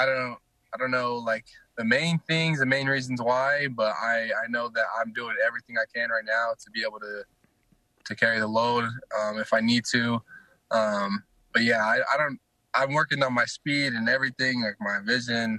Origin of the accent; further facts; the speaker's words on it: American Fork, Utah, United States; also born or lived in Fort Worth, Texas; I was an American Fork when I was, like, 8 years old, but I moved from Texas